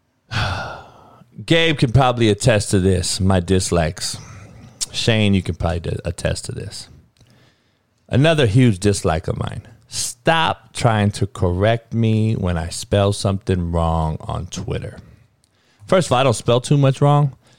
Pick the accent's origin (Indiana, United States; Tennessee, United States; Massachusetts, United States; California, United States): California, United States; Southern; we grew up in Cali where you, gunplay was the only way